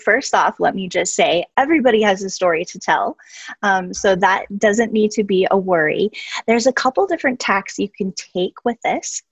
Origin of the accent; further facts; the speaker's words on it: Albuquerque, New Mexico, United States; my hometown of Albuquerque, New Mexico